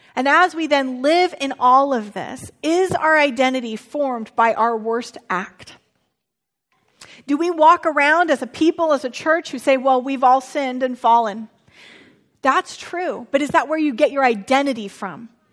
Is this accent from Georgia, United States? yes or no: no; Santa Rosa, California, United States; moved away; my hometown just went through a natural disaster of the firestorms